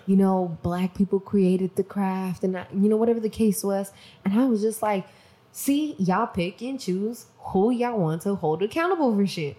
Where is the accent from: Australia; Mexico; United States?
Mexico; I'm from Mexico